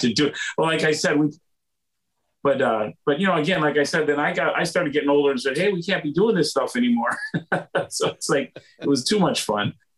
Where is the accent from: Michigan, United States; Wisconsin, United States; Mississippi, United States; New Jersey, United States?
Wisconsin, United States; moved away as an adult; also born or lived in Thousand Oaks, California; I'm originally from Wisconsin.